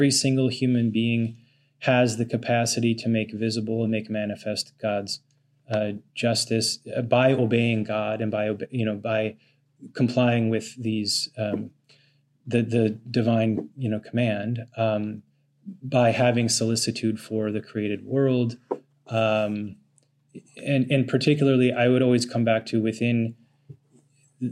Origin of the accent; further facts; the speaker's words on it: North Dakota, United States; I come from North Dakota